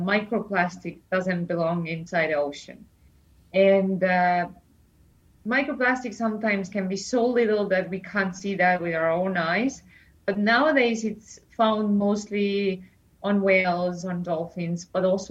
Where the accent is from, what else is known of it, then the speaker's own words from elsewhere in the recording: Estonia; I come from Estonia